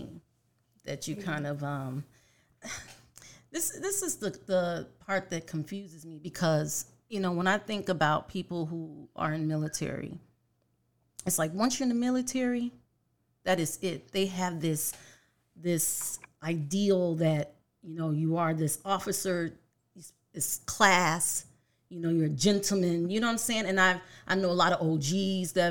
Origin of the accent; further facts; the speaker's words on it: Chicago, Illinois, United States; now in Arizona, United States; I'm from Chicago. I'm a Chicago girl, but I'm here in Arizona